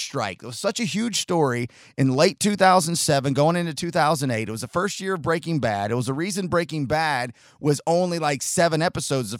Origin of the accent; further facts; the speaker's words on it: Chattanooga, Tennessee, United States; also born or lived in Oceanside, California; I was born in Oceanside outside of San Diego, moved into Chattanooga in 1986.